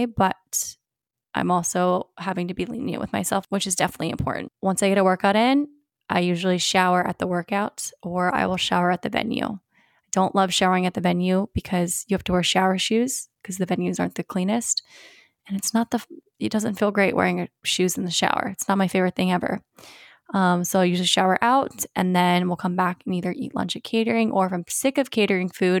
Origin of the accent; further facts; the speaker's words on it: Virginia Beach, Virginia, United States; I grew up in Virginia Beach